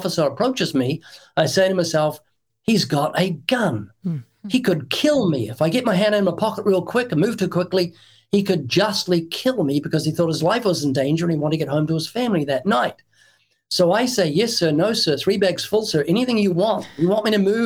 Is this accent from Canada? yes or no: no; New Zealand; moved away as an adult; now in United States; I'm from New Zealand, and when I was brought up in New Zealand